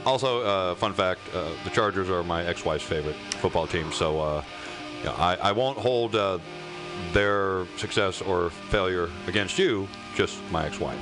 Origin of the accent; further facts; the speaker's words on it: Indiana, United States; moved away; I'm originally from Indiana